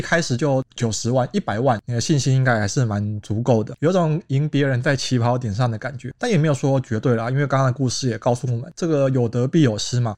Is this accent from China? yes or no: no; Taichung, Taiwan; moved away as an adult; now in Taipei, Taiwan; 因为我是台中人，然后我后来在台北找工作